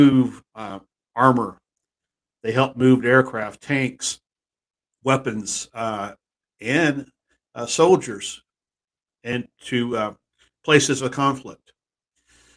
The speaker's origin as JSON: {"language": "English", "region": "Texas", "country": "United States", "tie": "born or raised there", "moved": "yes", "said": "my hometown back in Texas"}